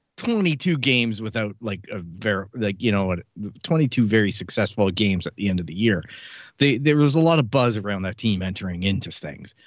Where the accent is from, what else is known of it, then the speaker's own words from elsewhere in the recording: Canada; as a Canadian, a guy who never traveled to the U S A until soccer came along